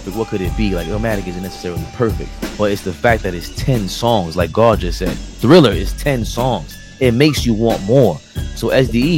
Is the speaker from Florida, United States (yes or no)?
no; New York City, New York, United States; I'm from Queens